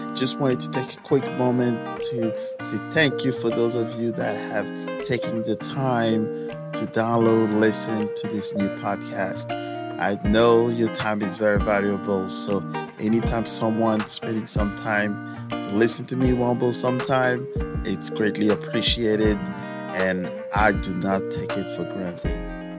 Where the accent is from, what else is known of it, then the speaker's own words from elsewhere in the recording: France; also born or lived in Canada / Senegal; now in St. Louis, United States; As you all know, I'm from France, also lived in Canada, and spent a lot of my youth in Africa, which in Senegal technically.